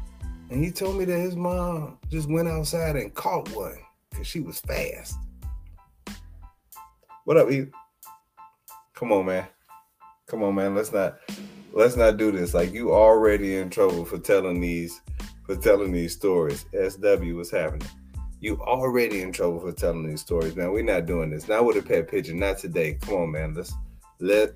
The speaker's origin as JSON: {"language": "English", "town": "Chicago", "region": "Illinois", "country": "United States", "tie": "born or raised there", "said": "When I grew up in Chicago, there was a kid that stayed across the hall"}